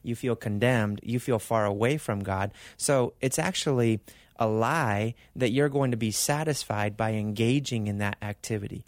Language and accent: English; Argentina; also born or lived in California / Arizona; now in Mesa, United States; I was born in California, raised in Argentina